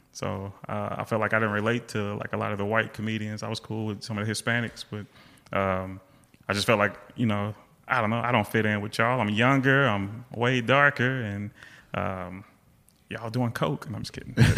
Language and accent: English; Seattle, Washington, United States; moved away; I was born in Seattle. My mom still lives there.